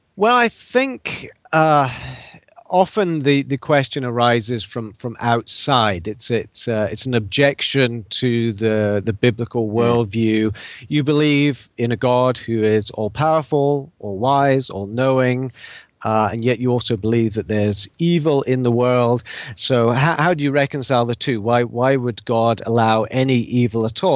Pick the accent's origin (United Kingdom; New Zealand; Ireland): United Kingdom; Scotland; moved away as an adult; also born or lived in England; now in United States; I'm not I'm not Scottish by by birth. My parents are English, even though I lived most of my life in Scotland.